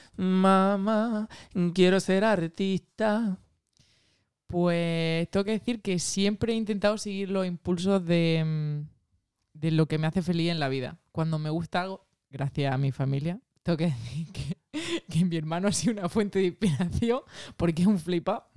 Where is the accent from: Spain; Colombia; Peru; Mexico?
Spain; Tabernas, Andalusia; also born or lived in Almería; Yo soy de Taberna, de Almería